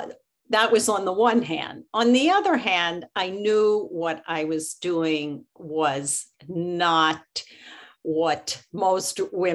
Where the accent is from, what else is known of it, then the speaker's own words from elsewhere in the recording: Philadelphia, Pennsylvania, United States; I grew up in Philadelphia, and I belonged to Congregation Knesset Israel, okay, which was a Reform congregation